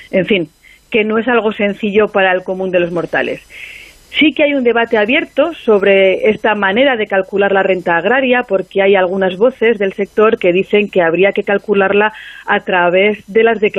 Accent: Aragon, Spain; now in Zaragoza, Spain

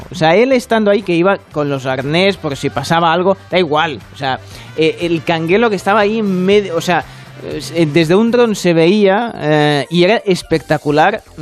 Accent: Galicia, Spain; Mucho, que somos gallegos.

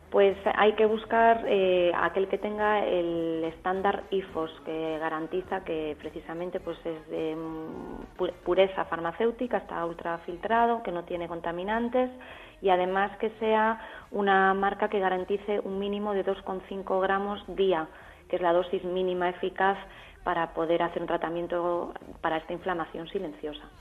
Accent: Galicia, Spain; Yo soy gallega

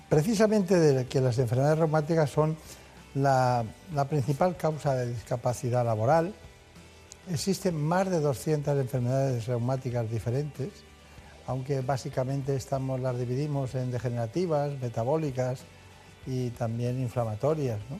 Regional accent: Córdoba, Andalusia, Spain; also born or lived in Málaga; Soy de Córdoba no quedamos lejos.

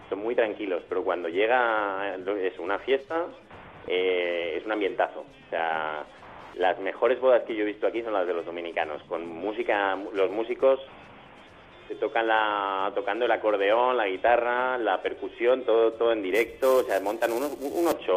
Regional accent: Spain; moved away as an adult; Bueno, en mi caso, eh, yo me fui de España, realmente es en el 2013, yo llevo aquí tres años y medio.

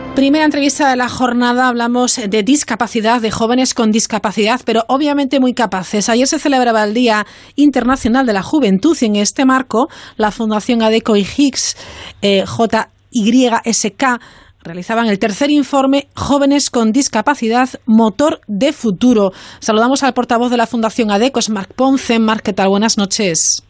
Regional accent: Vigo, Galicia, Spain

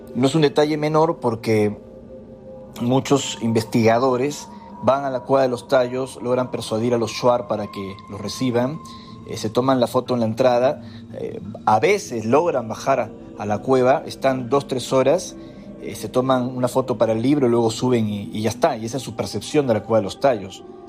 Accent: Peru; como peruano, al haber crecido en medio de tantos misterios

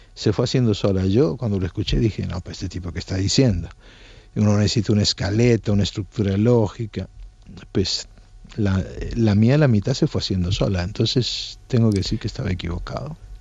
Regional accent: Argentina; moved away as an adult; also born or lived in Naples, Italy / Colombia; now in Barcelona, Spain; yo nací en Nápoles y como el personaje emigré a la Argentina siendo pequeño

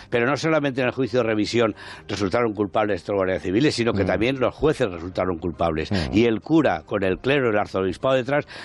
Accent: Castellón, Valencian Community, Spain; now in Madrid, Spain; Yo ya llevaba pues unos eh, ocho o nueve años en Madrid. Yo vengo de Castellón, del mundo del teatro mm.

